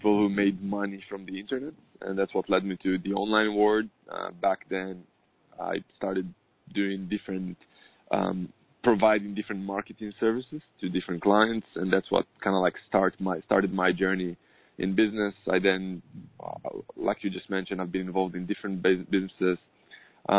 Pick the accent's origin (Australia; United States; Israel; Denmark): Israel; I'm born and raised in Israel